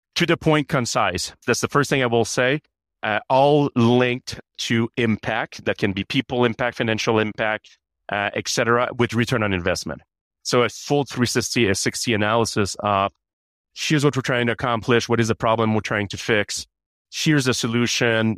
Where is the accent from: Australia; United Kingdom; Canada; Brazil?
Canada; now in United States; I have an accent. I'm Canadian.